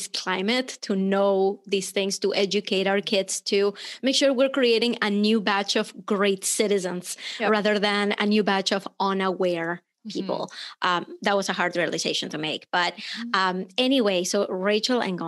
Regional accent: Venezuela; moved away; I'm from Venezuela, but unless I open my mouth, people just think I'm American.

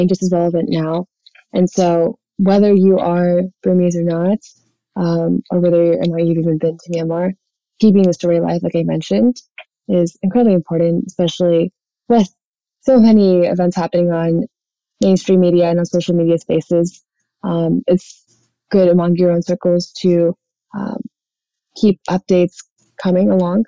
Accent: North Texas, United States; I was born and raised in Texas, and growing up in a smaller town in North Texas

